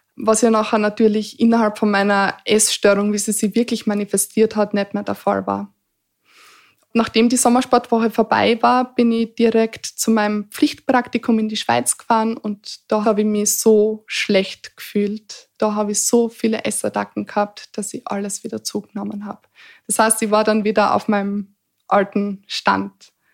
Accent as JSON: {"language": "German", "region": "Eastern Styria", "country": "Austria", "tie": "born or raised there", "said": "ich bin sehr behütet aufgewachsen in der Oststeiermark auf dem Land"}